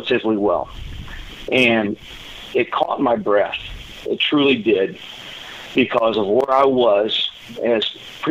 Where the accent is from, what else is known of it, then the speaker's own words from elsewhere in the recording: Cape Girardeau, Missouri, United States; moved away as an adult; also born or lived in Southern California; moving back to my hometown, Cape Girardeau